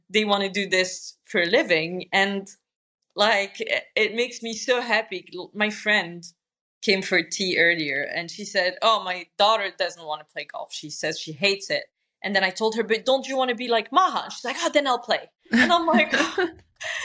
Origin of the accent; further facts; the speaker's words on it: Morocco; I'm from Morocco